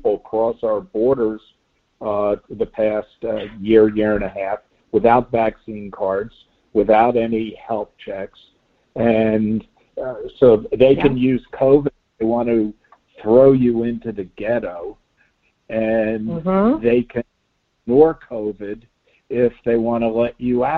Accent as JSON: {"language": "English", "town": "Miami Beach", "region": "Florida", "country": "United States", "tie": "born or raised there", "said": "growing up on Miami Beach"}